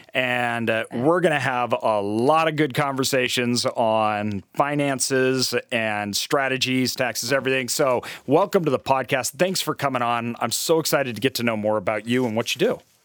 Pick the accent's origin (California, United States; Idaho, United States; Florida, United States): Idaho, United States; also born or lived in Brazil; I'm from Idaho